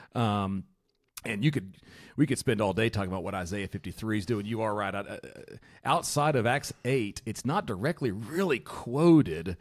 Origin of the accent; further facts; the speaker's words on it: United States; I'm an American